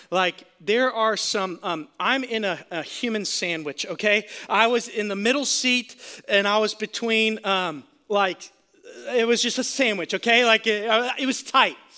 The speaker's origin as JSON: {"language": "English", "town": "Sarasota", "region": "Florida", "country": "United States", "said": "I'm from Sarasota, Florida"}